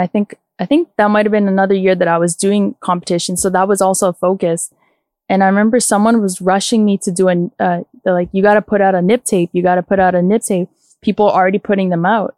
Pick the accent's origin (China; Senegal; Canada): Canada; Toronto, Ontario; my upbringing was in Scarborough